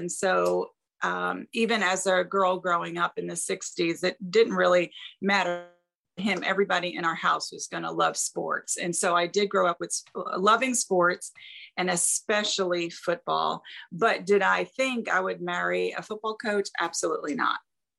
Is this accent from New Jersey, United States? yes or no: yes; South Plainfield, New Jersey, United States; moved away as an adult; also born or lived in Nashville; I grew up in central New Jersey in a small town called South Plainfield.